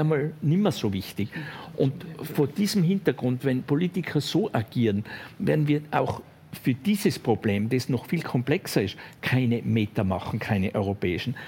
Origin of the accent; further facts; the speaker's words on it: western Austria, Austria; Ich komme aus Westösterreich.